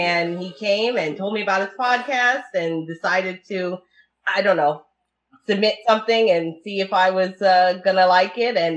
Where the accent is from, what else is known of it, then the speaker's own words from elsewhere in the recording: Italy; first language Italian; English is a second language; because I speak Italian and that yes. was my first language. So my mom and my family overseas are going to do some